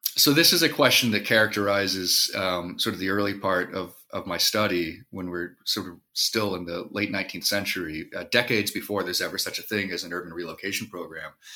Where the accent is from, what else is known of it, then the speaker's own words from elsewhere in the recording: Moline, Illinois, United States; I grew up in the Quad Cities, um, the Illinois side of the Quad Cities, just along the Mississippi River, straight west of Chicago in Moline, Illinois